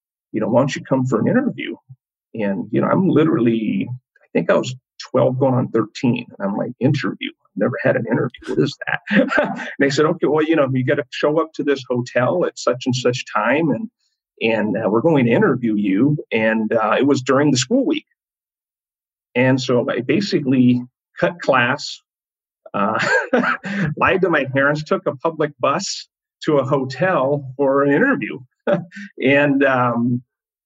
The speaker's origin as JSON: {"language": "English", "town": "Sacramento", "region": "California", "country": "United States", "tie": "born or raised there", "said": "my hometown, which is Sacramento, California"}